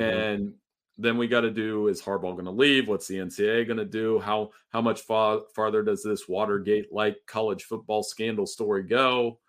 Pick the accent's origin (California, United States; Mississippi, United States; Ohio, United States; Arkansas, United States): Ohio, United States; Central; I grew up in Central Ohio.